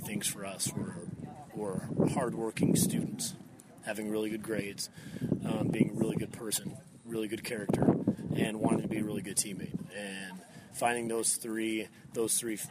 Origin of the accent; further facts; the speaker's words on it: Oregon, United States; moved away as an adult; also born or lived in Indiana / Louisiana; now in Terre Haute, United States; I'm originally from Oregon, and I grew up with my father being a coach